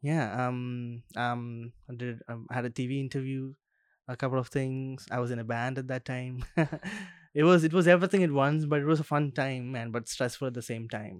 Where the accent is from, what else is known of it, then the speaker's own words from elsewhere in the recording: Kerala, India; now in Australia; I'm from Kerala